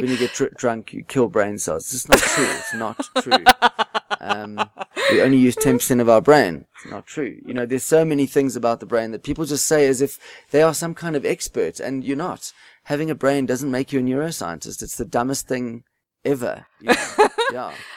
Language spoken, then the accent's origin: English; South Africa; You just can't give up being South African.